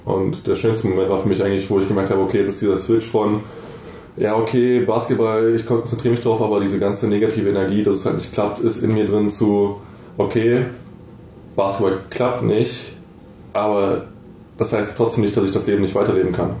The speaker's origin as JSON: {"language": "German", "town": "Bonn", "region": "North Rhine-Westphalia", "country": "Germany", "tie": "born or raised there", "also_born_or_lived": "Munich", "said": "ich bin jetzt zurück nach Bonn gezogen in meine alte Heimat"}